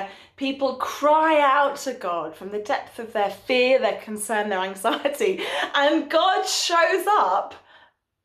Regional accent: London, United Kingdom; now in North West England, United Kingdom; I'm from North London

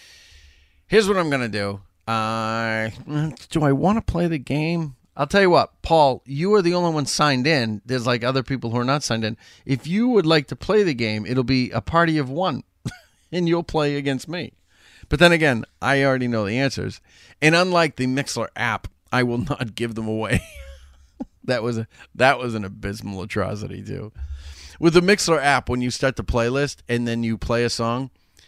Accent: Chelsea, Massachusetts, United States; moved away; you can take me out of Chelsea, but you can't take the Chelsea out of me.

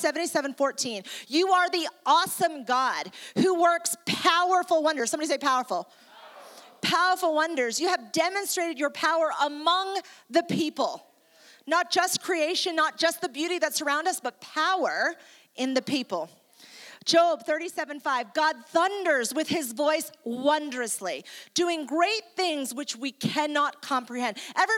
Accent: Ecuador; also born or lived in New York, United States; I am originally from New York, I'm Italian and Jewish, and I moved to South America in Ecuador, donde yo hablo español también.

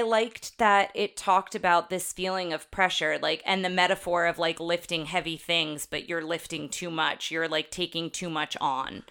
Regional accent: Jersey Shore, New Jersey, United States; I grew up on the Jersey Shore

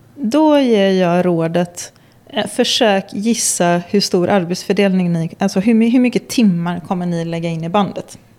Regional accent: Gothenburg, Västra Götaland, Sweden; jag är från Göteborg

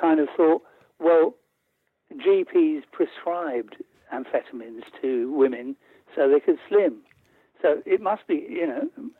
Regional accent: London, United Kingdom; also born or lived in Hertfordshire; I was raised in Camden Town, you know, and went to a North London grammar school.

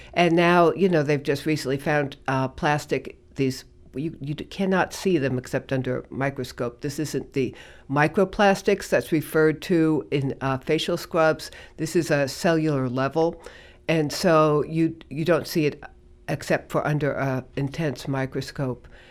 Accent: New York City, New York, United States; moved away as an adult; also born or lived in Colorado; now in Gloucester, United States; I was born in the Bronx, grew up in New York

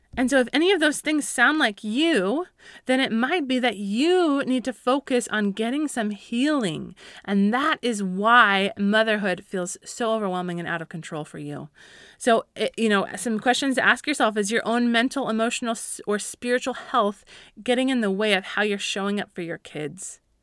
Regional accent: Colorado, United States; I grew up in Colorado

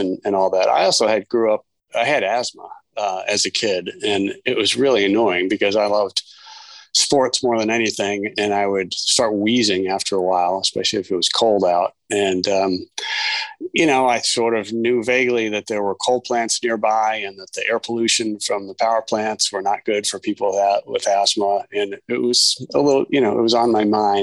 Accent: Ann Arbor, Michigan, United States; moved away as an adult; now in Bethesda, Maryland, United States; I grew up in Ann Arbor, Michigan

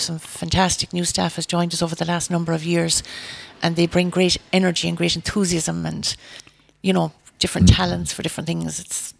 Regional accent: Carlow, County Carlow, Ireland; moved away as an adult; now in Tulla, Ireland; I'm from Carlow.

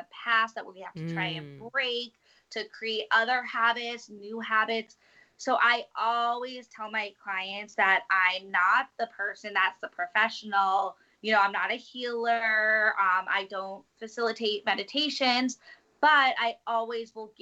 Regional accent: New York City, New York, United States; I'm a New Yorker

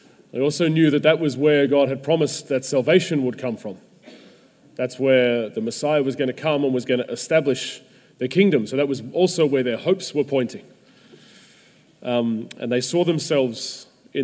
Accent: Melbourne, Victoria, Australia; I grew up in Melbourne as a footy fan

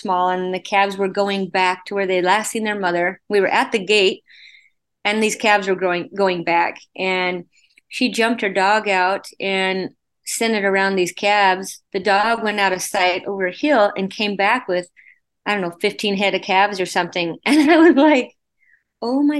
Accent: Wyoming, United States; born and raised in Wyoming on a ranch

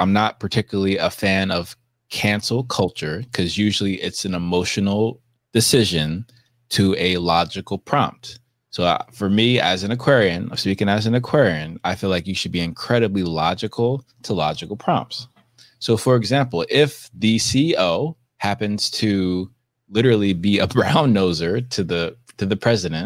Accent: United States; I can only speak as an American and an African American

